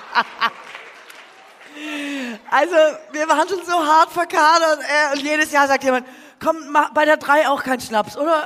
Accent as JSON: {"language": "German", "area": "Swabia", "region": "Baden-Württemberg", "country": "Germany", "said": "mir als Schwäbin"}